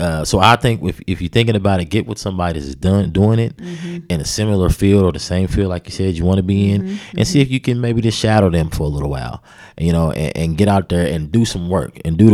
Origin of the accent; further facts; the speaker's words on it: Charleston, West Virginia, United States; in our neighborhood, I'm from the West Side, and then Charleston period